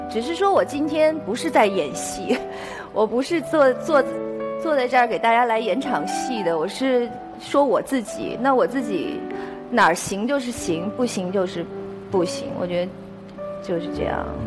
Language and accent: Chinese; Beijing, China; 我小时候在北京市少年宫学的是书法